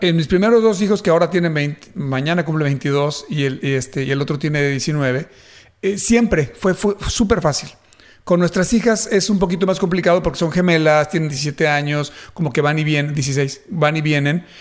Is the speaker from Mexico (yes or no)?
yes; Mexico; now in Dallas-Fort Worth, United States; siendo yo mexicano